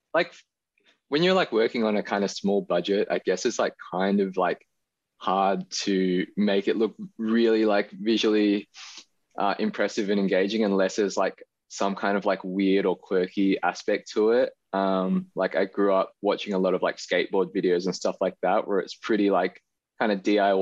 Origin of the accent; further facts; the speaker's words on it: Australia; being Chinese Australian. It's just kind of like a bit of a visual representation of like how I feel and my experiences kind of growing up with a a Chinese background, but in a Western country